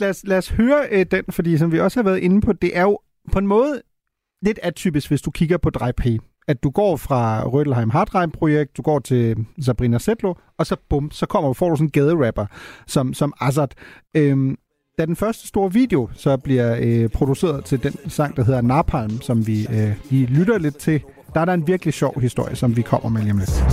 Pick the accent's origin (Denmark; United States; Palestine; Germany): Germany; moved away; jeg voksede op i Tyskland